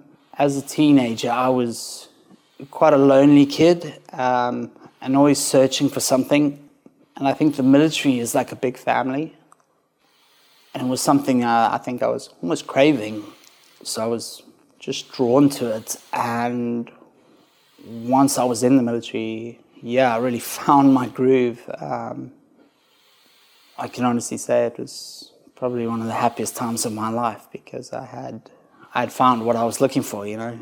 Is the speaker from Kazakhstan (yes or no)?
no; South Africa; but it starts with me growing up in South Africa, being quite a, I guess, quite a bad kid, not really knowing where he's supposed to be, and struggling through life.